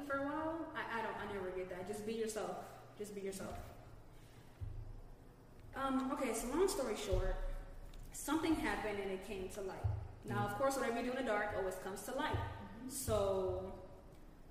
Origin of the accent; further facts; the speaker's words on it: Florida, United States; I'm from Florida